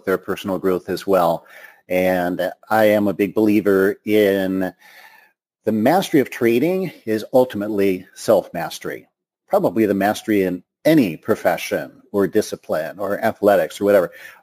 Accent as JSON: {"language": "English", "town": "Detroit", "region": "Michigan", "country": "United States", "moved": "yes", "said": "I'm from Detroit originally"}